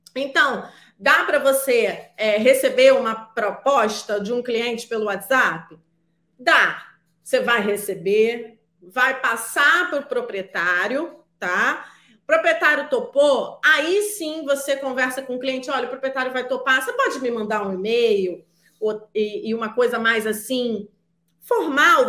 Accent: Rio de Janeiro, Brazil; sou do Rio de Janeiro

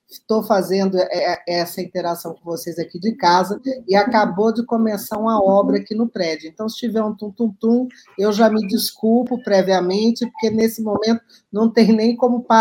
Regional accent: Cuiabá, Mato Grosso, Brazil; É, eu sou muito avessa frio, sou de Cuiabá, eu saí de lá, mas Cuiabá não saiu de mim

